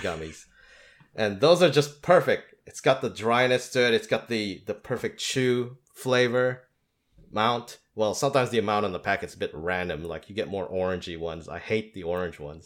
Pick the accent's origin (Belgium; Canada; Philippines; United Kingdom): Philippines; first language English; moved away as an adult; also born or lived in Australia; I was born and raised in the Philippines